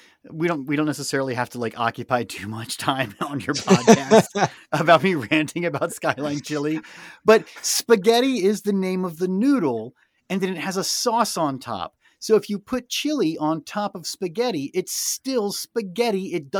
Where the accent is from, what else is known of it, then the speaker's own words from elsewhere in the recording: East Coast, United States; I'm admittedly a Midwest transplant. I'm from the East Coast with Mike, but I came out to the Midwest